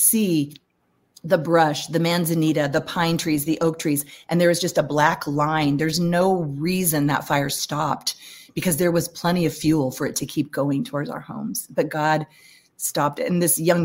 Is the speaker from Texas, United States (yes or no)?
no; California, United States; I'm from California.